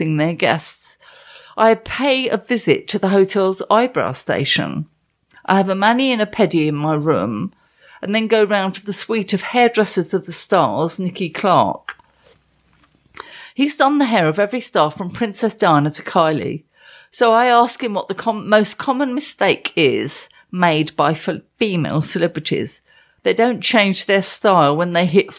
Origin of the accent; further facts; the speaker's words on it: London, United Kingdom; I'm from London